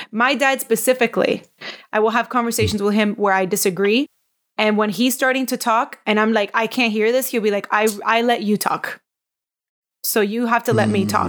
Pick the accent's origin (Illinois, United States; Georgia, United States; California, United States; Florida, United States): Florida, United States; Miami; moved away as an adult; now in Sarasota, United States; when I grew up in Miami